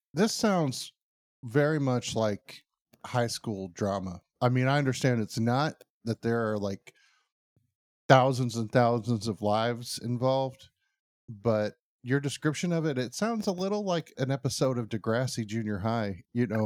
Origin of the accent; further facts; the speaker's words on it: United States; I'm American